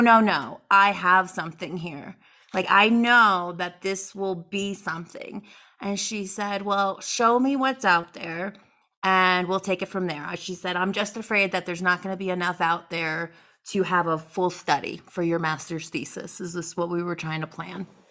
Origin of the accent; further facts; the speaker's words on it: East Coast, United States; moved away; also born or lived in North Carolina; I am originally from the East Coast